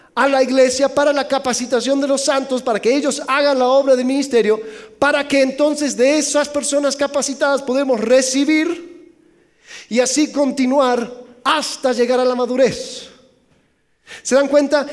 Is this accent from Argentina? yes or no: no; Mexico; soy mexicano